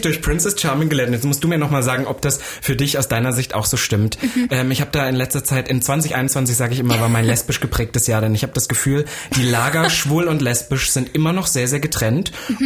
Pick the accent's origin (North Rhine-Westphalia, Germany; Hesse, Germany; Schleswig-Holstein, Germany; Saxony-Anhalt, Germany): Saxony-Anhalt, Germany; now in Berlin, Germany; ich komme ja eigentlich aus Sachsen-Anhalt